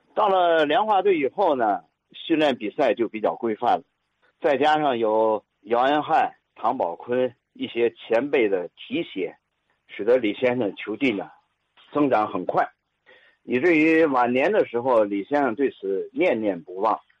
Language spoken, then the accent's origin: Chinese; Tianjin, China; 我们天津人呢，俗称姚二爷